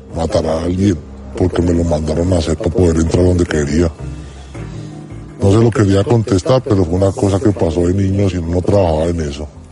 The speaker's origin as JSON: {"language": "Spanish", "country": "Colombia", "moved": "yes", "lives_now": "Spain"}